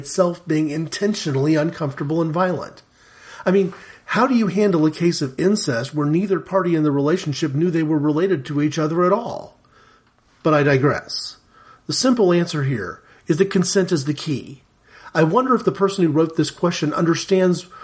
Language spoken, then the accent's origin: English; United States; I'm an American